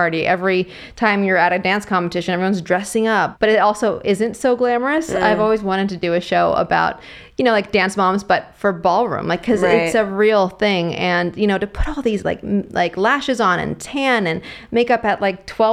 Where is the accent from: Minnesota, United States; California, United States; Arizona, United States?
California, United States; the Bay Area; I'm from the Bay Area.